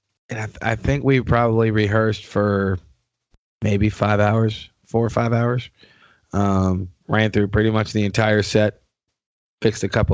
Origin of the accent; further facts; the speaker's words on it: New York, United States; moved away; I'm originally from New York.